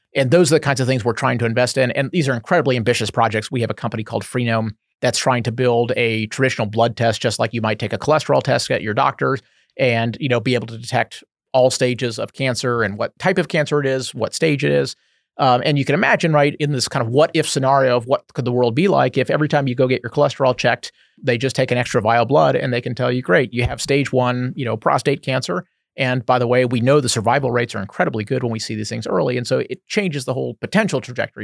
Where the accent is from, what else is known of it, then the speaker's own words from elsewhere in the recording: Houston, Texas, United States; moved away as an adult; now in Bay Area, United States; I grew up in Houston